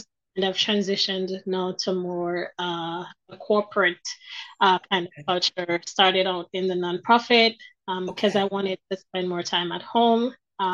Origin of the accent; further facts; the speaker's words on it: Jamaica; moved away as an adult; now in Ottawa, Canada; I'm originally from Jamaica. I live in Canada now, in Ottawa, Ontario, Canada